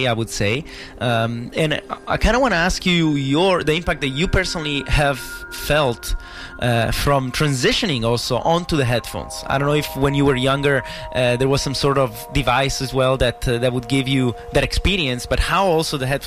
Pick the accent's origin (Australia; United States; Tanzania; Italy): Italy; now in Vancouver, Canada; us coming from Italy and knowing what it is to be there and what it is to be here